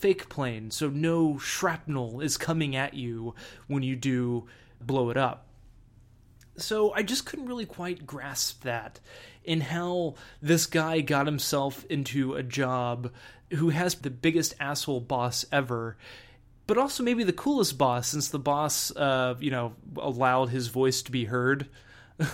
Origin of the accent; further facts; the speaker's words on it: Texas, United States; when I grew up in Texas, when it would rain a lot